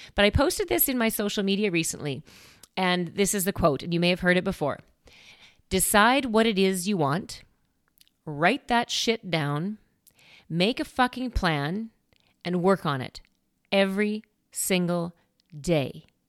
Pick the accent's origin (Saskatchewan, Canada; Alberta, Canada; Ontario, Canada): Saskatchewan, Canada; Saskatoon; moved away; Saskatoon, which makes sense because that's where I came from. That's my hometown.